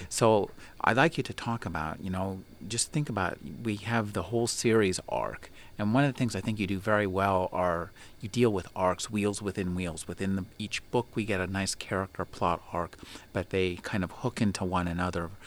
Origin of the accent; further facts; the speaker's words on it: United States; I live in America or I'm an American